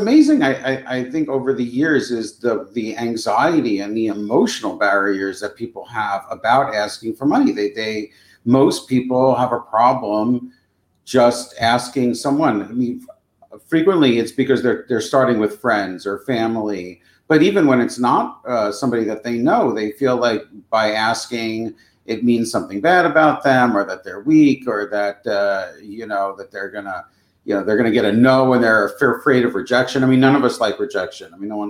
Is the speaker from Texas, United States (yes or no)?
no; New York, United States; now in New York City, United States; I came all the way from Long Island to be a theater director.